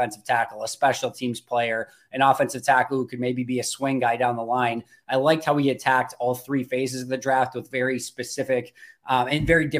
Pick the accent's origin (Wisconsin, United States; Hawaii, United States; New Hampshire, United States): Wisconsin, United States; basically Green Bay almost my entire life. Cup of coffee in Madison, but still in Wisconsin for the entirety. Went to college in Oshkosh, so been in this about 3-hour radius my entire life.